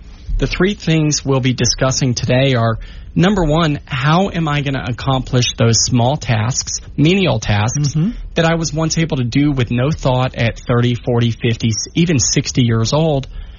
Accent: Central Florida, United States; moved away as an adult; also born or lived in Colorado Springs, Colorado / Pensacola, Florida / Dover, Delaware / Mississippi; now in Shreveport-Bossier area, Louisiana, United States; I'm actually from Central Florida. I was raised there 18 years, and then I went out to the Air Force Academy in Colorado Springs

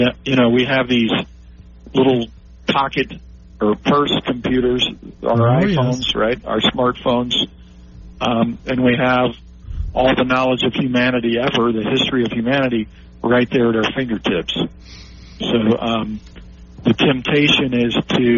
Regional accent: Memphis, Tennessee, United States; Lausanne Collegiate School, which is in Memphis, Tennessee, my hometown

